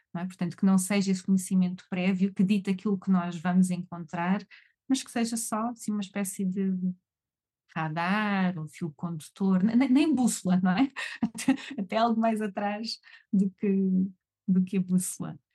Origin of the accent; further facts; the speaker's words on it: Algarve, Portugal; eu sou do Algarve, eu sou algarvia